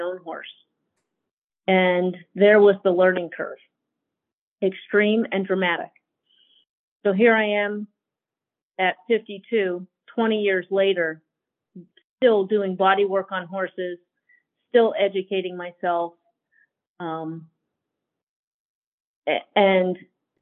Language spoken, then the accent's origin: English; Pennsylvania, United States; moved away as an adult; also born or lived in Idaho; now in Emmett, Idaho, United States; I grew up in Pennsylvania